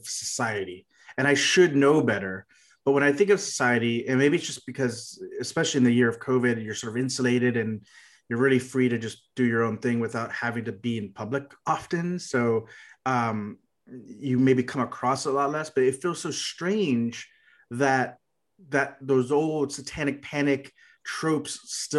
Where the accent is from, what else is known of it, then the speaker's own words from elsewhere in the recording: Texas, United States; I'm from Texas